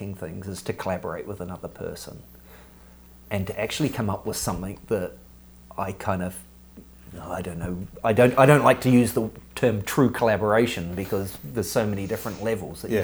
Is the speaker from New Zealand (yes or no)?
yes; New Zealand; I was nobody from New Zealand, this little boy from the bush in New Zealand